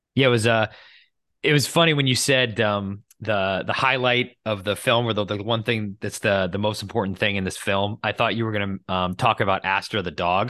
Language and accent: English; United States; I grew up in the United States in a, you know, secular Christian household